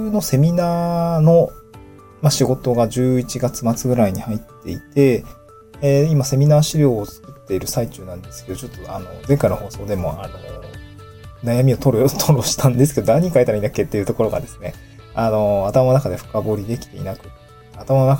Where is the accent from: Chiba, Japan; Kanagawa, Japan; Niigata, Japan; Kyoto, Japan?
Niigata, Japan; also born or lived in Tokyo; now in Awaji Island, Japan; 僕の実家新潟なんですけど